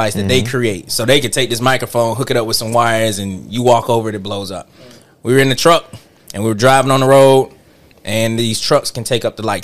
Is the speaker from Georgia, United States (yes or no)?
yes; Atlanta, Georgia, United States; I'm from Atlanta